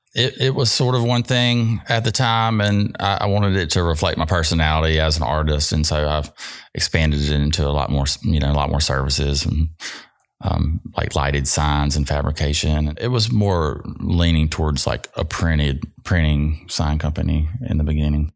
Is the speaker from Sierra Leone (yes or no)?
no; Jackson, Mississippi, United States; I'm from South Jackson, so I'm born and raised here